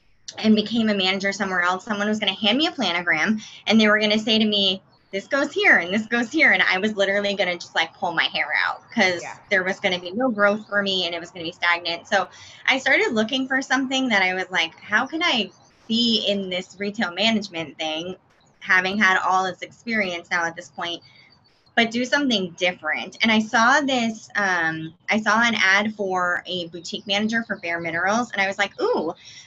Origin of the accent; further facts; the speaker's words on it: Massachusetts, United States; moved away; I'm originally from Massachusetts.